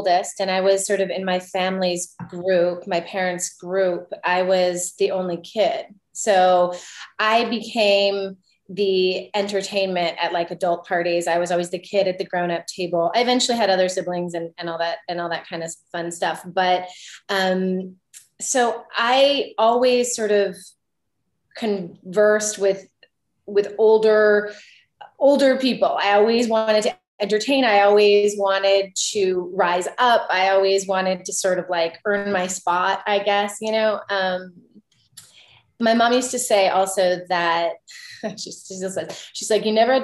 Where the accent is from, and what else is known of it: Canada; also born or lived in Vancouver